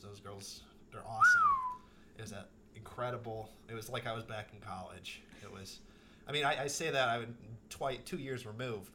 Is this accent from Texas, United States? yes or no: no; Wauwatosa, Wisconsin, United States; moved away as an adult; also born or lived in Dayton, Ohio; now in Dallas, United States; I'm from Wauwatosa, Wisconsin